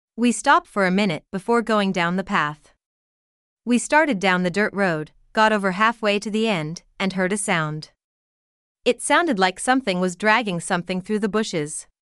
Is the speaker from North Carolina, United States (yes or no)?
yes; North Carolina, United States; My grandmother house sits on a hill, surrounded by acres and acres of farmland. The landscape was like a roller coaster, up and down, up and down with curved roads, in a small town in North Carolina